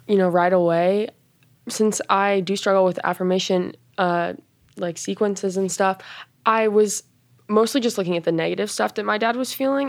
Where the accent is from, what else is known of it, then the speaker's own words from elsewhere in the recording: Boulder, Colorado, United States; I'm from Boulder, Colorado